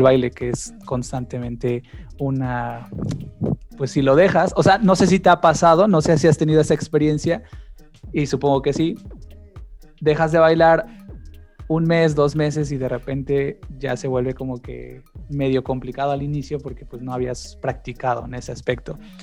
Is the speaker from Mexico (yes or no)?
yes; Mexico; he fallado como mexicano